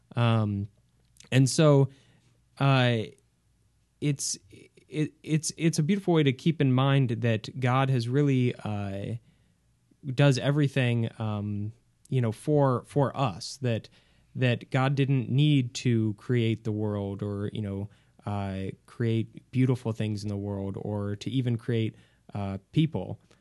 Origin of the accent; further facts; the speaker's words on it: Home, Kansas, United States; I'm originally from a small, small farming town in, uh, in Kansas called Home